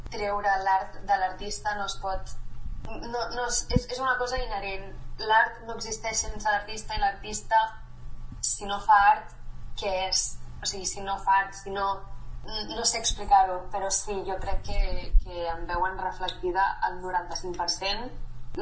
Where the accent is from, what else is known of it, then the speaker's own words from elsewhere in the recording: Granollers, Catalonia, Spain; moved away as an adult; now in Mallorca, Spain; vaig néixer a Granollers